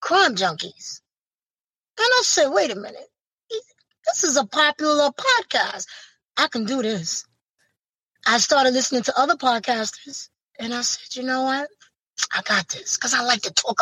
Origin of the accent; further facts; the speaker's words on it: New York City, New York, United States; from Brooklyn, New York